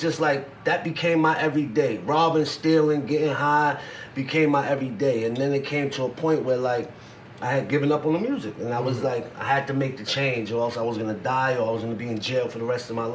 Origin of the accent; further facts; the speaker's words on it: New York City, New York, United States; also born or lived in Staten Island / Poconos; See, I'm from Coney Island, but in my high school years, I went to high school in Staten Island.